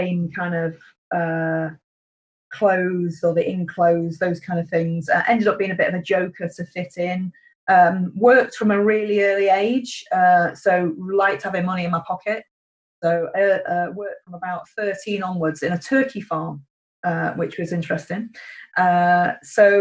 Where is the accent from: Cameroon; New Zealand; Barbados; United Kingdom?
United Kingdom; Cheshire, North West England; I was brought up in Cheshire, very rural upbringing